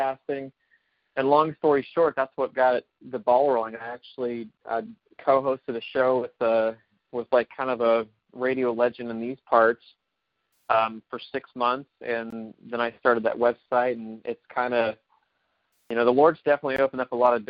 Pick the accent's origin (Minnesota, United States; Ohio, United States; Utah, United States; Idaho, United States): Ohio, United States; I'm from Ohio